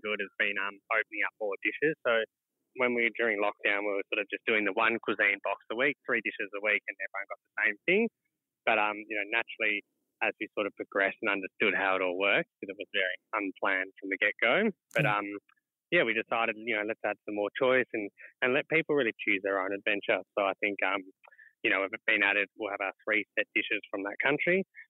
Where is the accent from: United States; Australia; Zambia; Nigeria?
Australia; we're from Australia